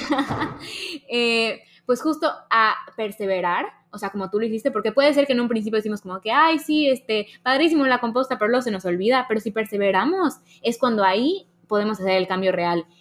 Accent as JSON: {"language": "Spanish", "country": "Mexico", "said": "a los mexicanos nos pasa un poco que decimos como, no, es que los mexicanos somos así"}